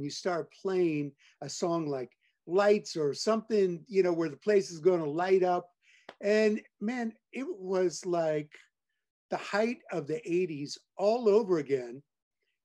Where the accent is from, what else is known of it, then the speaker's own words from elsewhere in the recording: Hollister, California, United States; also born or lived in Oklahoma / New Jersey; I had a huge Italian family down there. And so I grew up down there